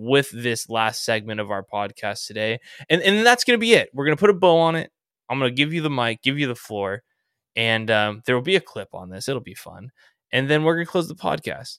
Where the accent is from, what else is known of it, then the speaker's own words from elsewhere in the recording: Orange County, California, United States; I grew up in Orange County